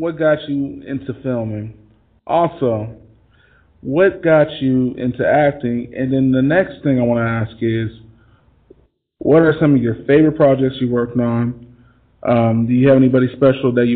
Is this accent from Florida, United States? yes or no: no; Kansas City, Missouri, United States; I'm from Kansas City